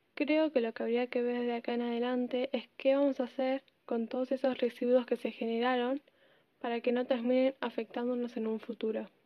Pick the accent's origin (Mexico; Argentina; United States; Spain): Argentina; también soy de Argentina